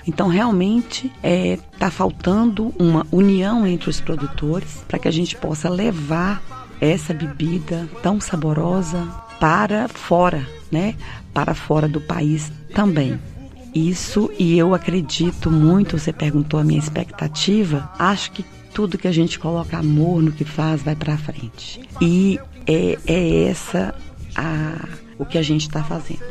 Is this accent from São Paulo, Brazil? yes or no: no; Salinas, Minas Gerais, Brazil; Eu sou de Salinas, filha do seu Tonico